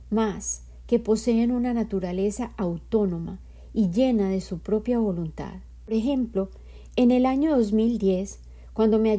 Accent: Colombia; born there; Yo nací en Colombia y en mi cultura los hombres a menudo estaban ausentes

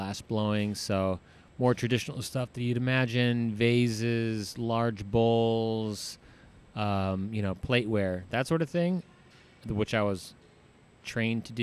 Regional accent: New Jersey, United States; moved away as an adult; also born or lived in Florida Keys / Colorado; I grew up in New Jersey and. You know, graduated high school there

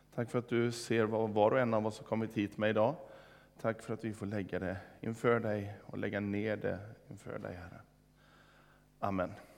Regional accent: Vårgårda, Västra Götaland, Sweden; hemma i Vårgårda

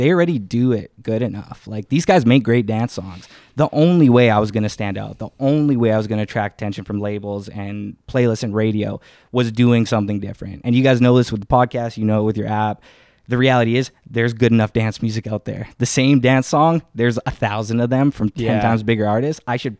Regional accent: Winnipeg, Manitoba, Canada; I grew up in Winnipeg.

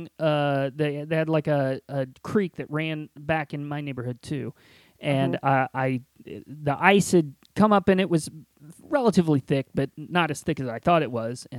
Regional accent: Indiana, United States; when I was a kid growing up in Indiana

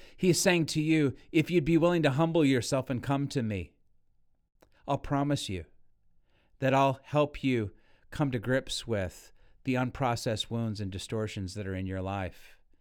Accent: Northern California, United States; I grew up in Northern California

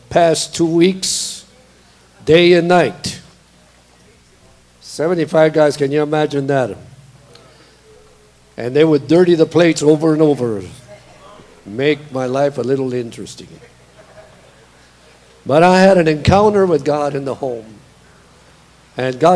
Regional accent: Beeville, Texas, United States; also born or lived in Corpus Christi, Texas; I'm a Texan, born in Corpus Christi, Texas, and raised in a little city called Beeville, Texas.

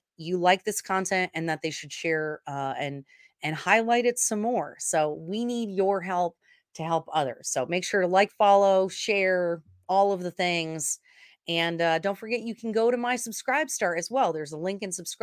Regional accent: Vermont, United States; I was raised in Vermont, okay, rural town

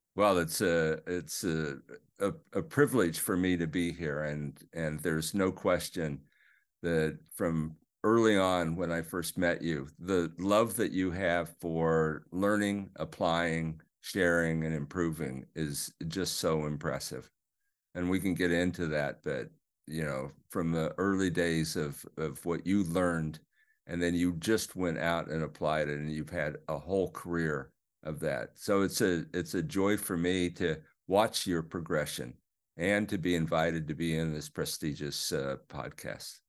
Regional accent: Overland Park, Kansas, United States; I grew up in the Midwest, uh, Overland Park, Kansas.

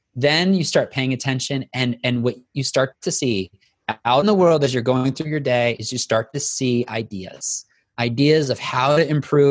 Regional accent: the South, United States; I'm from the South, so we have to say y'all

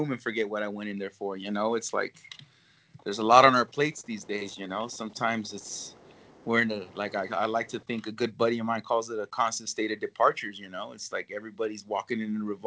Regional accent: California, United States; I'm not from Texas. I'm from California

